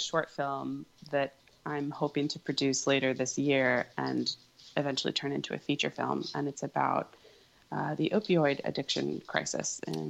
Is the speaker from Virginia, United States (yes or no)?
yes; Virginia, United States; Purple. I'm from Virginia originally.